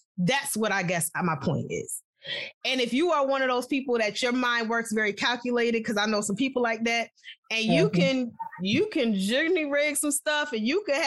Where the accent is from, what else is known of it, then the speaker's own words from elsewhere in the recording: New York, United States; I'm from New York